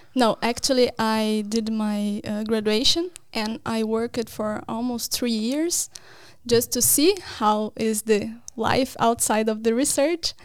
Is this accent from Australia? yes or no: no; Brazil; moved away as an adult; now in Norway; I am from Brazil, from a university in Paraná.